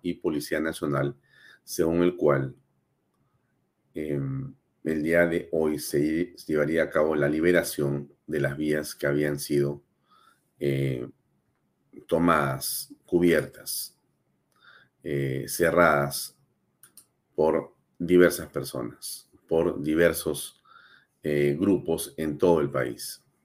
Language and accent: Spanish; Peru; la política que queremos la mayoría de peruanos